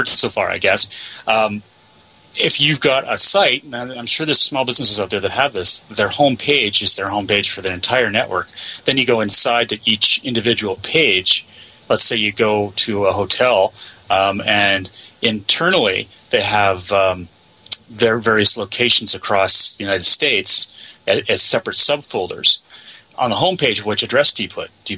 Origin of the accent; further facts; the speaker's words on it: Canada; I'm from Canada